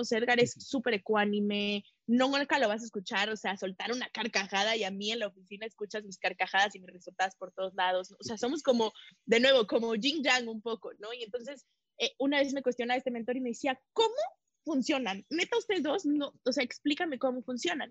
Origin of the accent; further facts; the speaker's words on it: Mexico; soy mexicana